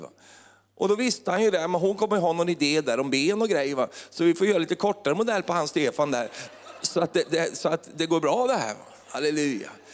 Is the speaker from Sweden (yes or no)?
yes; Finnerödja, Örebro County, Sweden; moved away; då kommer jag från lilla Finnerödja.